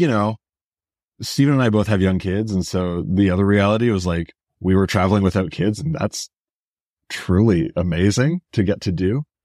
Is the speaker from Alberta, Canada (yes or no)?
yes; Edmonton, Alberta, Canada; moved away; also born or lived in Greater Toronto Area; I grew up in Edmonton